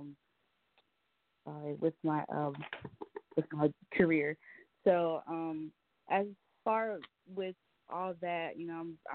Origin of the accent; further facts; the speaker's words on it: Charlotte, North Carolina, United States; I'm from Charlotte, so we got to represent for the Charlotte, the CLT.